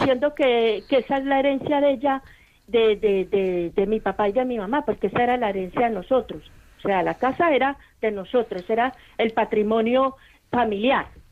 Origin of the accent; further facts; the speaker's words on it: Colombia; moved away as an adult; now in Bilbao, Spain; yo no soy de acá, yo soy de Colombia